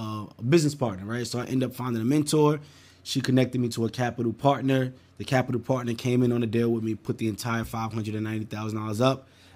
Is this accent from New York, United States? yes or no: yes; New York City, New York, United States; born and raised in Brooklyn, New York.